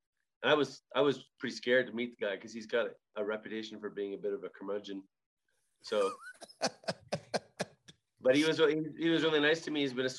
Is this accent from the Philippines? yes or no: no; Alberta, Canada; born or raised there